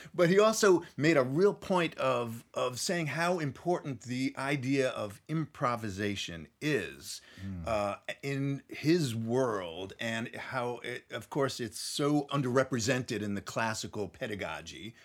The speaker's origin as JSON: {"language": "English", "town": "Nashville", "region": "Tennessee", "country": "United States", "tie": "born or raised there", "said": "right here in Nashville, Tennessee, my hometown"}